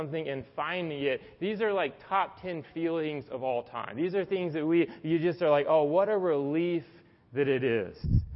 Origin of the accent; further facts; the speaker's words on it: the South, United States; now in Atlanta, United States; I was from the South